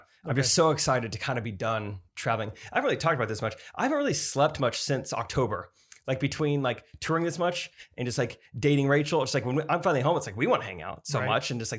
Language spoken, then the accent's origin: English; Nashville, Tennessee, United States; now in Dallas, United States; Growing up in Nashville, I was always around and in the entertainment industry, touring, playing music, and watching my friends tour.